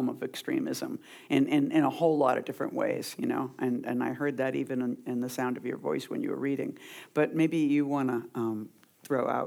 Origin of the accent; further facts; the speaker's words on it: Boston, Massachusetts, United States; moved away as an adult; also born or lived in New York; I grew up in Boston and I came to New York in the '70s